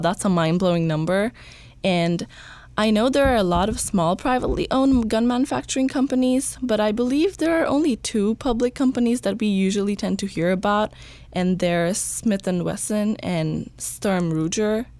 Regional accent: Bangladesh; now in Kentucky, United States; I'm originally from Bangladesh, but I go to school in Berea College in Kentucky

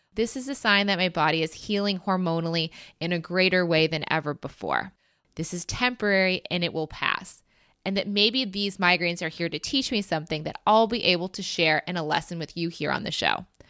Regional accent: United States; as an American

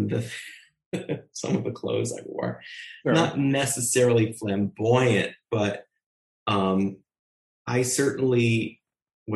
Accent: Ontario, Canada; I was born in Canada

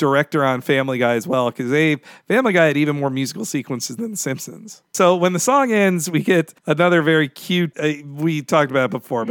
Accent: Jacksonville, Florida, United States; where I grew up in Jacksonville, Florida.

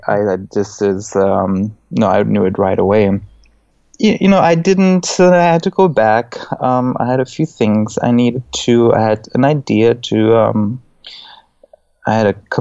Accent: Black Forest, Baden-Württemberg, Germany; moved away as an adult; also born or lived in Stuttgart, Germany; now in New York, United States; I grew up in Germany in the Black Forest, and then I moved to Stuttgart

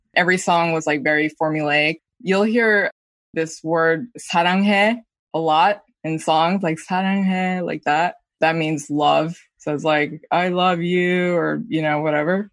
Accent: New York, United States; Me and my brother grew up in the tri-state area

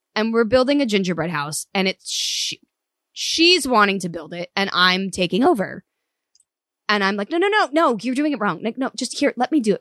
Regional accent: Los Alamitos, California, United States; also born or lived in Cypress / Seal Beach; driving from Orange County to L A every day

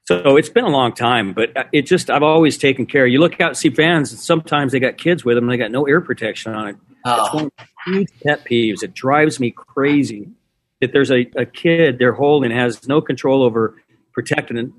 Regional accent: San Luis Obispo, California, United States; San Luis Obispo, is where I grew up on the Central Coast

